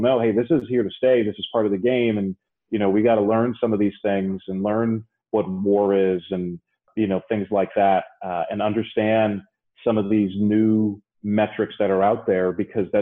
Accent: New York City, New York, United States; I grew up in the Bronx

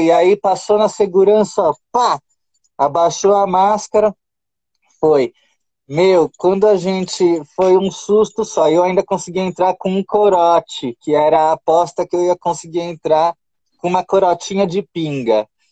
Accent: Brazil; moved away as an adult; also born or lived in Qatar; quando eu saí do Brasil

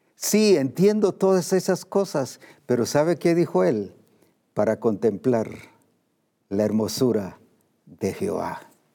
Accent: Guatemala; como decimos aquí en Guatemala

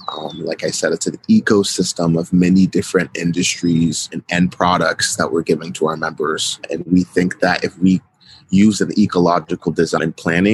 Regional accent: Canada; born there; also born or lived in United States; So I was born in Canada in 93, and because of my father's civil engineering career, I had the opportunity to travel across the U.S., everywhere from Maryland to Arizona and California.

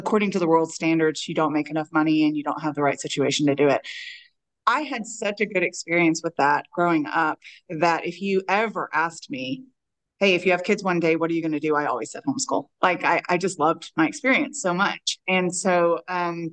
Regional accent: Texas, United States; I'm from Texas. I still live in Texas

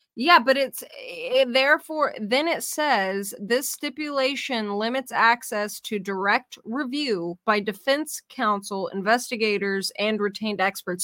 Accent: California, United States; also born or lived in San Diego; I'm from California too

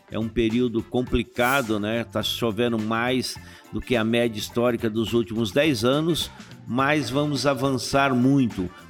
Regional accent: São Paulo, Brazil; now in Cuiabá, Brazil; eu cheguei em 83 em Cuiabá, vim do interior do estado de São Paulo.

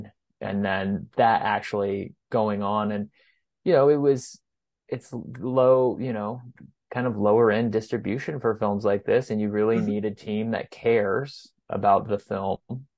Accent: Goodland, Kansas, United States; my hometown theater in Goodland

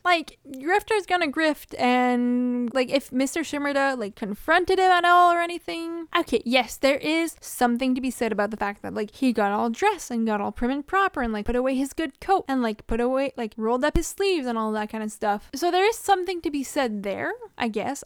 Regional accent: Canada; as a Canadian

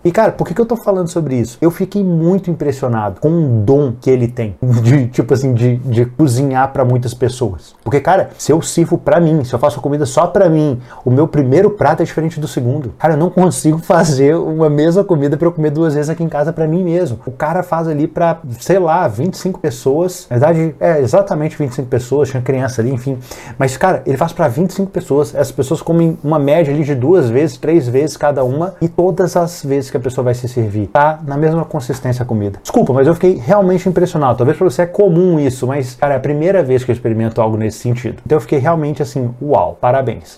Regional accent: Minas Gerais, Brazil; eu sou mineiro

